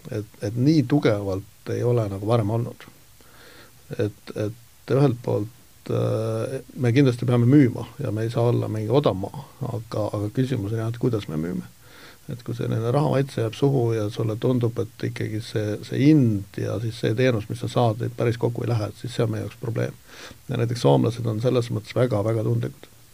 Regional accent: Estonia; ma olen eestlane

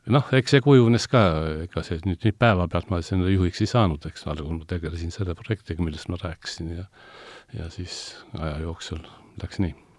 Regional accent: Tallinn, Harju County, Estonia; ma olen ise sealtkandist pärit

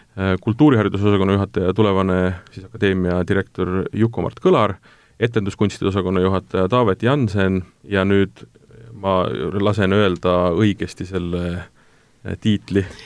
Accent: Tartu, Tartu County, Estonia; mina olen ise Tartust pärit

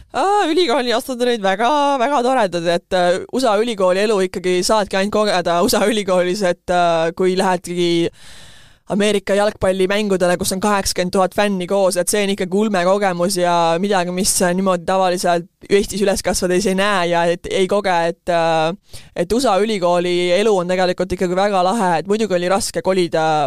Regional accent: Estonia; moved away as an adult; now in United States; ma olen Eestist, et see ongi meie ühiskond ja ma tegelikult kasvasin siin üheksateist aastat üles

